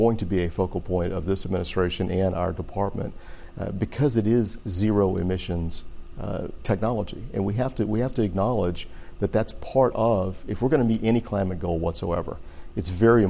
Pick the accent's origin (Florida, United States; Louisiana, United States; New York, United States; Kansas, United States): Louisiana, United States; moved away; where I grew up in Louisiana